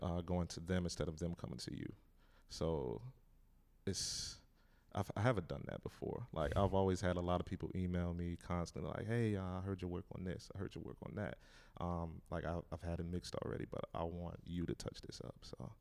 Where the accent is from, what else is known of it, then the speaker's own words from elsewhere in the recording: Hampton, Virginia, United States; moved away as an adult; also born or lived in Detroit, Michigan / Wilson, North Carolina; now in North Carolina, United States; moved to Hampton, Virginia, and I grew up most of my life there.